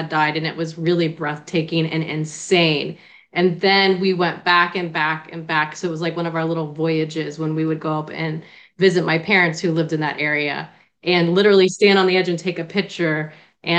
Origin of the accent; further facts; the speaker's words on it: Florida, United States; accent: Bostonian; also born or lived in Natick, Massachusetts; I was born in Natick, Massachusetts, right outside of Boston. My family's like from the Cambridge area, outside of Harvard and whatnot, and then New England. But we moved to Florida when I was about five